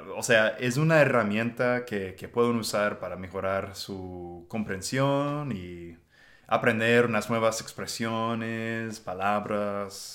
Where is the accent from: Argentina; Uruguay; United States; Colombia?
United States; Spanish is a second language; now in Texas, United States; yo soy un gringo